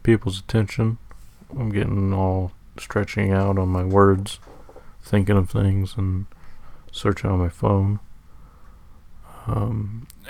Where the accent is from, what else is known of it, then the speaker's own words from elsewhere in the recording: Sacramento, California, United States; I'm from Sacramento, born and raised